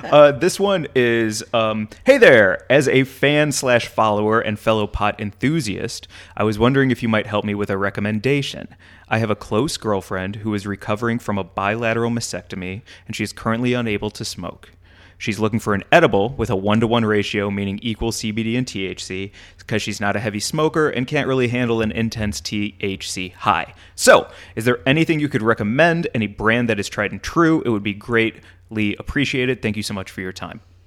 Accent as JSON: {"language": "English", "town": "St. Louis", "region": "Missouri", "country": "United States", "tie": "born or raised there", "moved": "yes", "said": "growing up and being in Saint Louis, Missouri is where Anheuser-Busch is"}